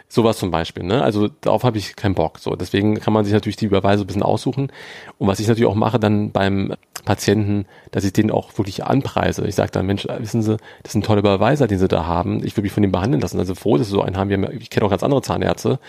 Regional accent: Berlin, Germany; ich bin am, hier am Arnauer Platz aufgewachsen in Charlottenburg

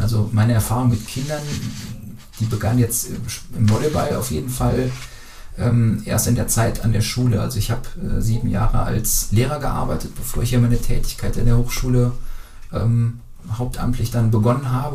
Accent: Brühl, North Rhine-Westphalia, Germany; ich komme aus Brühl, im BTV bin ich da groß geworden

